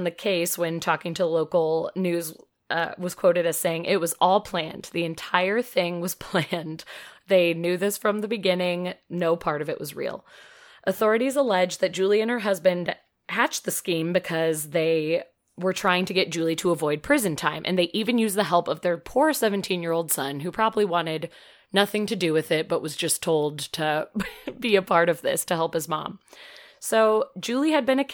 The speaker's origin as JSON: {"language": "English", "town": "Metamora", "region": "Illinois", "country": "United States", "tie": "born or raised there", "moved": "yes"}